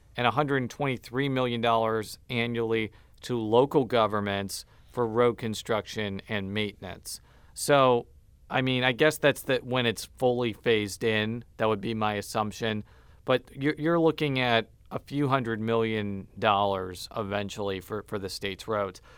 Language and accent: English; Chicago suburbs, Illinois, United States; moved away; I'm from the Chicago suburbs